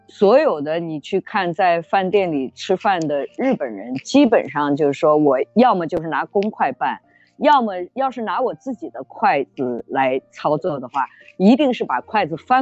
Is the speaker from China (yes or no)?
yes; China; 我们中国人吃的时候呢，就会把这个咖喱饭整个拌一下吃。